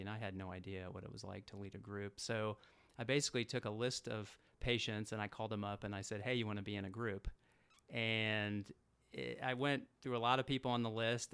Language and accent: English; Atlanta, Georgia, United States; moved away; I grew up in Atlanta, Georgia